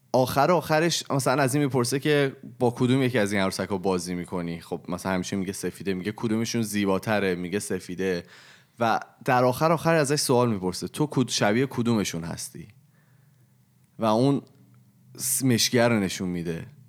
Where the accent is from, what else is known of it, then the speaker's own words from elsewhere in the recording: Iran; moved away; also born or lived in Canada; از اون به بعد من هر کی از من پرسید چه کجایی هستی من اول گفتم ایرانی هم